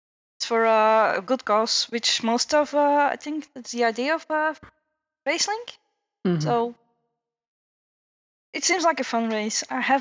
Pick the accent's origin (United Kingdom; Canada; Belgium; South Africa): Belgium; Antwerp, Flanders; I'm from Belgium, Runner 5 from Belgium, Antwerp.